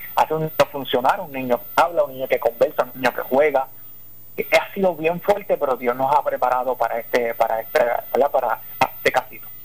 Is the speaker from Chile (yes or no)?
no; southwest Puerto Rico, Puerto Rico; soy del solidario del suroeste